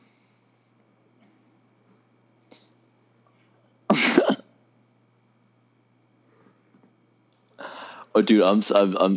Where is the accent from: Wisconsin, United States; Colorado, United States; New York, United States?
New York, United States; Westchester; I've grown up in Westchester